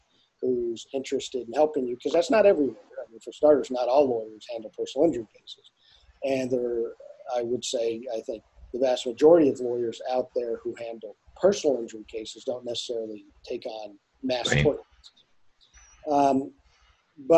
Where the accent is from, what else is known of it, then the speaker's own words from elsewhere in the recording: Douglas, Arizona, United States; I grew up down on the Mexican border here in a little town called Douglas, Arizona